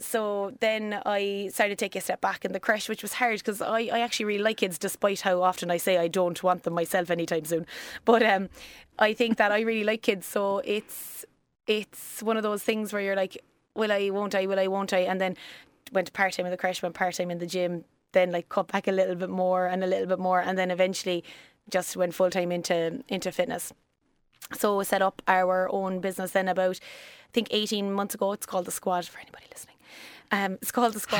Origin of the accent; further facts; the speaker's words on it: West Cork, Munster, Ireland; accent: country; also born or lived in Australia; now in Cork, Ireland; I grew up in West Cork, um, that's where I'm originally from. You'll probably hear the country coming in and out of me